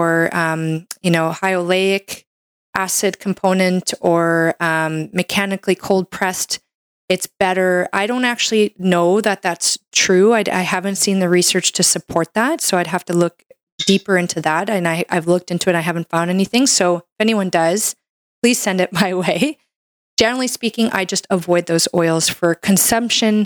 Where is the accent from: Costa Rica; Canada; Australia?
Canada; I'm a Canadian medical doctor